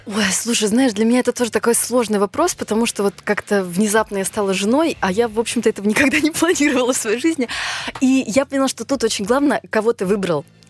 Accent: Nizhny Tagil, Sverdlovsk Oblast, Russia; я родилась в Нижнем Тагиле, у меня папа армянин, мама азербайджанка

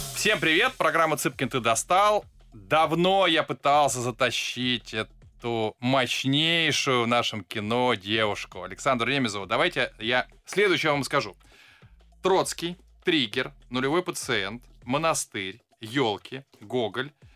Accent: Saint Petersburg, Russia; Как человек, выросший а, в районе под названием Веселый поселок

